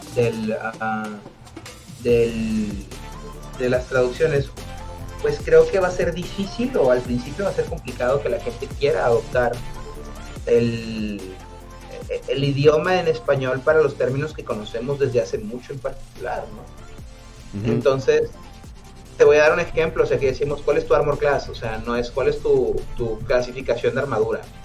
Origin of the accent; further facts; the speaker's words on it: Monterrey, Nuevo León, Mexico; aquí en, en, Monterrey en particular, ¿no? De donde soy yo